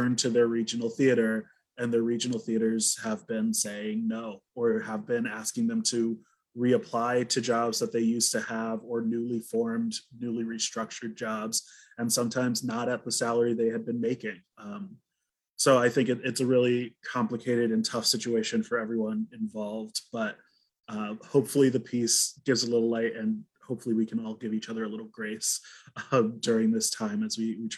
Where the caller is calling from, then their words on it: Chicago, Illinois, United States; I am coming from Chicago, actually, which is on the lands of the Potawatomi, Kickapoo, Miami, Sioux, and Peoria.